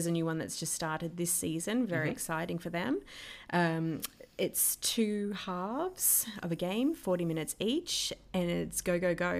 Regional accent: Canberra, Australian Capital Territory, Australia; So my earliest memory, growing up in Canberra, going for the Green Machine.

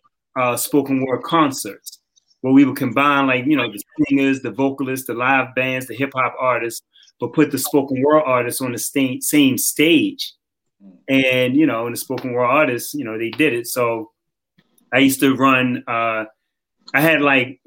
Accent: Baltimore, Maryland, United States; moved away; I'm from West Baltimore. You know, Division Street

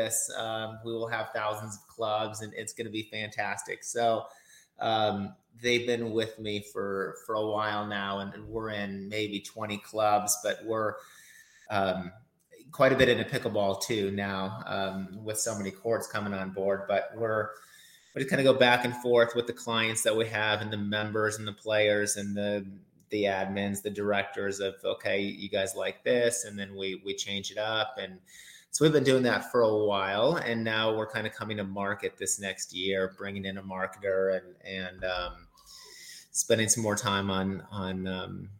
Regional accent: Minnesota, United States; born or raised there; also born or lived in Sioux City, Iowa / Sarasota, Florida; now in Florida, United States

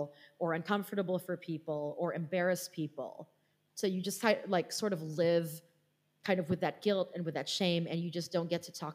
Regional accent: Philippines; being Filipino, the country is 90% Catholic, so I was raised Catholic

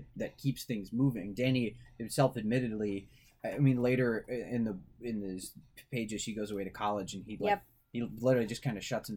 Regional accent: Central New York, United States; I'm from Central New York

